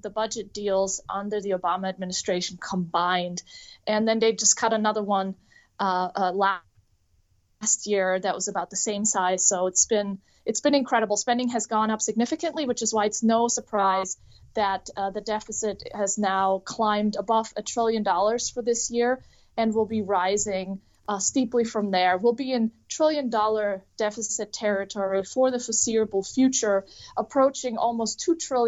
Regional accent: Germany; now in United States; I'm an immigrant from Germany

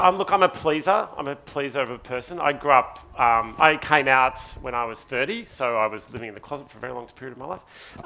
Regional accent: Ararat, Victoria, Australia; moved away as an adult; now in Sydney, Australia; I've lived in Sydney for 22 years. I lived in Ararat only for 18 of my, of my life. And I still feel like I'm not from Sydney. I still feel like I'm from Ararat

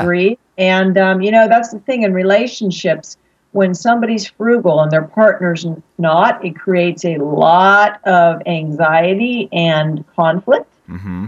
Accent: Pittsburgh, Pennsylvania, United States; also born or lived in Philadelphia, Pennsylvania; now in San Diego, United States; I'm from Pittsburgh, Pennsylvania, originally

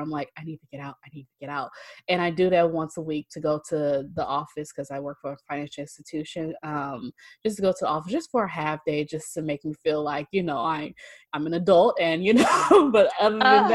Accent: Oakland, California, United States; now in Fairfield, United States; I'm from Oakland, so my family is in Oakland

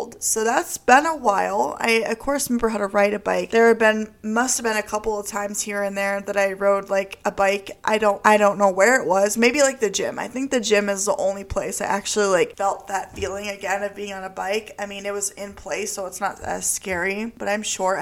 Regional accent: Beloit, Wisconsin, United States; I grew up in Beloit, Wisconsin, and I lived on the west side of town

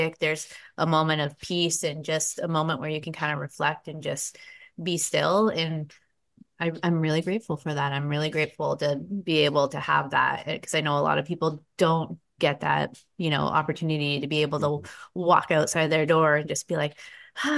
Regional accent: Boston, Massachusetts, United States; moved away; I'm from Boston originally. That's where I was born and raised

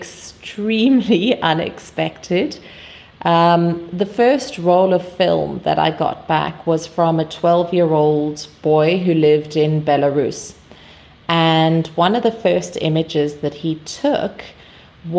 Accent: South Africa; I'm from South Africa

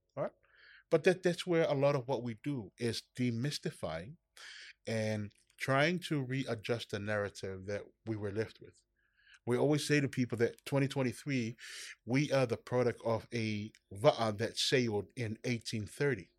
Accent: Samoa; I grew up in Samoa

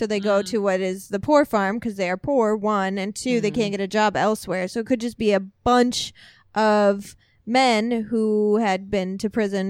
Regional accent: Illinois, United States; I'm from Illinois.

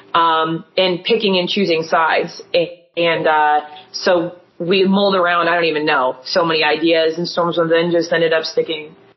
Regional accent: Erie, Pennsylvania, United States; We're from Erie, Pennsylvania

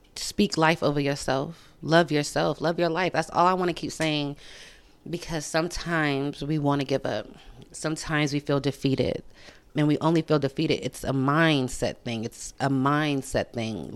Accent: Sacramento, California, United States; I'm from Sacramento

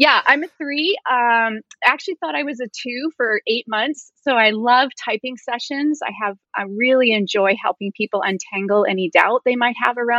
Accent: Vancouver, British Columbia, Canada; moved away as an adult; now in Tacoma, United States; I'm Canadian born and raised. I was raised in Vancouver, British Columbia, but I've lived in Tacoma, Washington for 20 plus years.

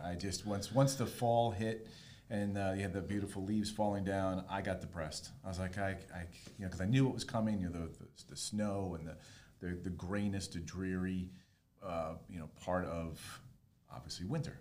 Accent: Rockland County, New York, United States; now in South Florida, United States; I am originally from New York. I grew up there and moved down here in summer of 1997.

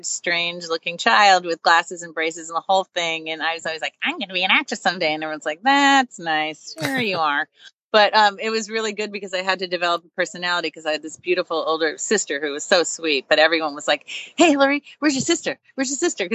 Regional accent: Long Island, New York, United States; I grew up on Long Island

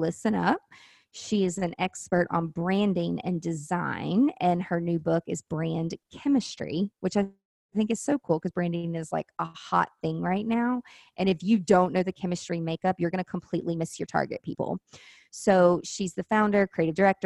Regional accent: the South, United States; accent: Southern; I have such a Southern accent

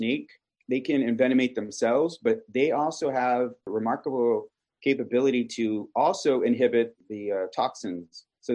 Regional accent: Kingsville, Texas, United States; I am originally from South Texas in Keensville, where Texas A&M University in Keensville is located

